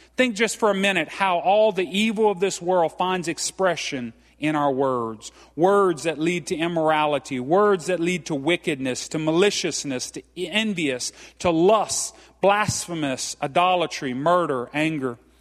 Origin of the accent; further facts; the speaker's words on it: Franklin, Louisiana, United States; I'm from Franklin, Louisiana. I'm as Cajun as they come